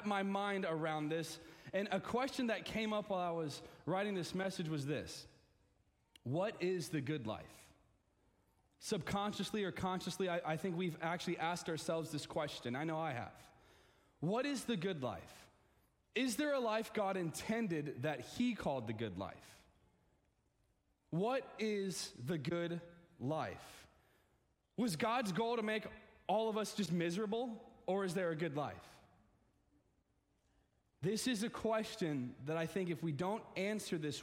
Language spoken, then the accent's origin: English; the South, United States; I'm from Arkansas, Texas, towns